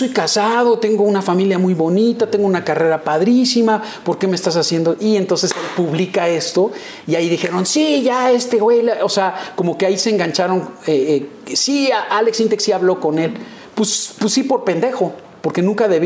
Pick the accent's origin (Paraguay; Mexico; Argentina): Mexico; Yucatán; Del, de la península, eh, cerca de, Mérida, Yucatán, y de donde soy yo.